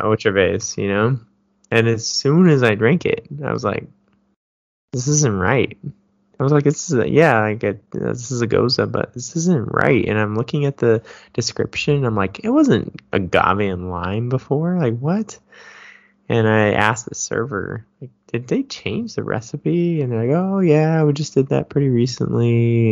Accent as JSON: {"language": "English", "town": "Davis", "region": "California", "country": "United States", "tie": "born or raised there", "moved": "yes", "said": "growing up in Davis"}